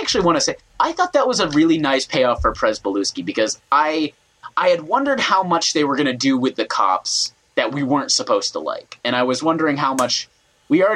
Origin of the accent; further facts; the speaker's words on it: New Hampshire, United States; I grew up in I grew up in New Hampshire, which is 99% white.